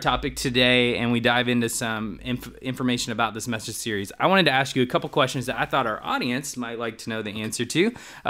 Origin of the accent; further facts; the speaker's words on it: the South, United States; now in Ohio, United States; I'm from the South